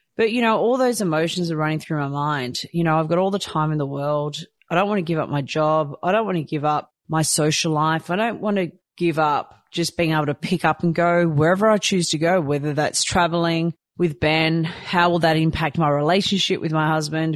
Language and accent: English; Croatia; moved away; I was born in Croatia